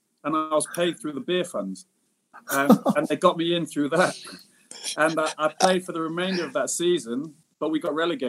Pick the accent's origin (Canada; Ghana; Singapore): Singapore; I mean, I did miss Singapore. So at a young age and being abroad, sort of in my home country, but being abroad at the same time, I thought maybe it was best that I came back